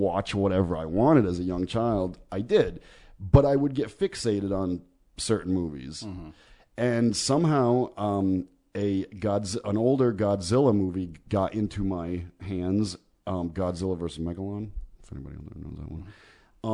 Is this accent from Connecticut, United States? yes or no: yes; Southington, Connecticut, United States; also born or lived in Meriden, Connecticut; I grew up in Southington